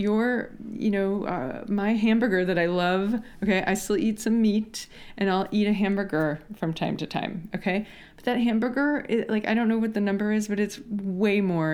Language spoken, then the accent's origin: English; Washington, United States; I grew up in Washington State in the U S where berries are a thing